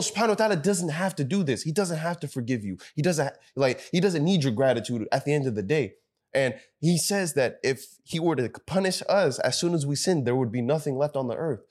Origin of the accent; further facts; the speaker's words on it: Sudan; we're from Sudan